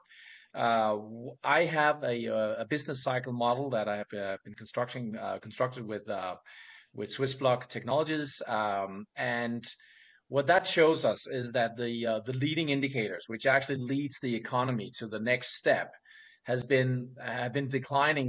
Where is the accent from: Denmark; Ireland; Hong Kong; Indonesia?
Denmark